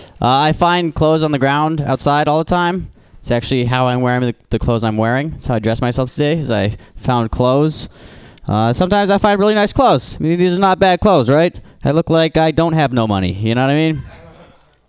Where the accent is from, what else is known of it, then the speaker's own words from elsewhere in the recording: Alaska, United States; now in San Francisco, United States; I'm from Alaska